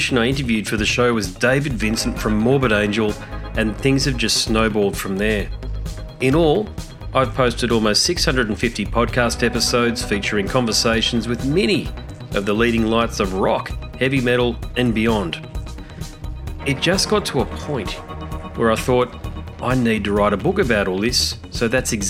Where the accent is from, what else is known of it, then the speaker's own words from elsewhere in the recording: Brisbane, Queensland, Australia; my hometown, Brisbane